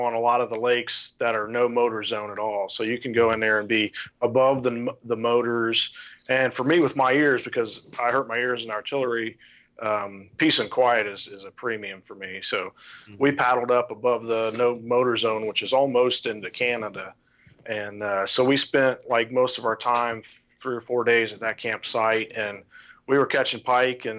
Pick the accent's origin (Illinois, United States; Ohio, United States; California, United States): Ohio, United States; St. Paris; now in Urbana, United States; I grew up in St. Paris, which is east of there.